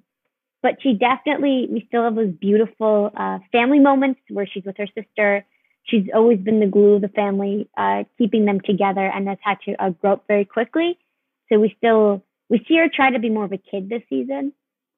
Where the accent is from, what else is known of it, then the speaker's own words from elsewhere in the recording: New York City, New York, United States; I'm originally from New York City, and I was living out there